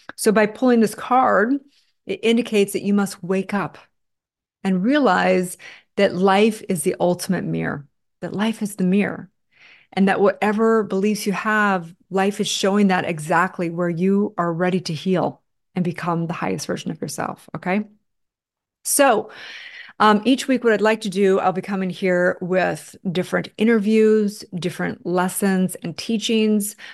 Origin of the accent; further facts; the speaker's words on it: Santa Barbara, California, United States; I grew up in Santa Barbara, California